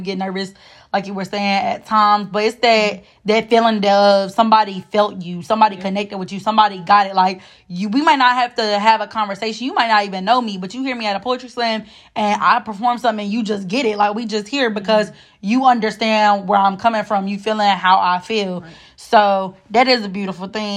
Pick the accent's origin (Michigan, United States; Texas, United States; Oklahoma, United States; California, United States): Michigan, United States; Detroit; now in Durham, United States; I'm from Detroit